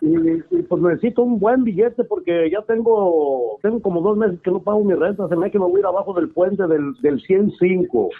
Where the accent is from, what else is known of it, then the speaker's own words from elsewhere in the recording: Jalisco, Mexico; moved away; Yo soy de Exatlán, Jalisco